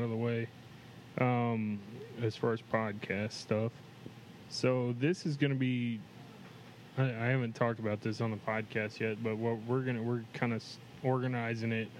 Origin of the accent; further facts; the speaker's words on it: Axtell, Texas, United States; we grew up in Axtell